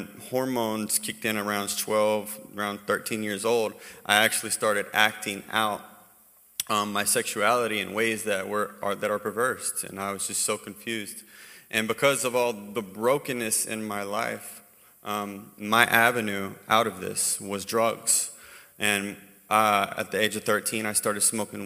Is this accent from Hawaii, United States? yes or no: yes; Hawaii, United States; moved away; also born or lived in North Carolina; I was raised in Hawaii